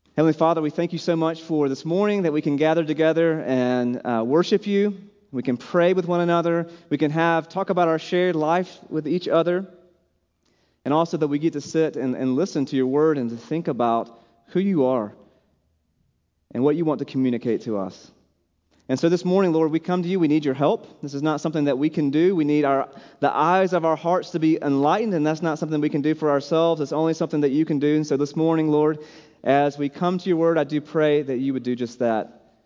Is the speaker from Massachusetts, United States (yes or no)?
no; South Carolina, United States; moved away as an adult; also born or lived in Seattle, Washington / Oregon; now in Boise, United States; I grew up in South Carolina